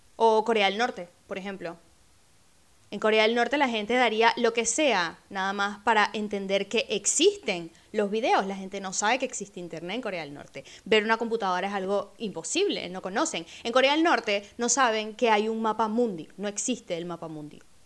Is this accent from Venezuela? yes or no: yes; Venezuela; moved away; mi país, de donde vengo, Venezuela